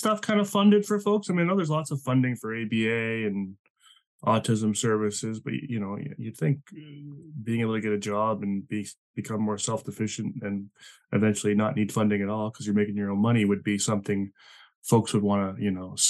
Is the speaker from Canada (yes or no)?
yes; Canada; also born or lived in British Columbia; I'm Canadian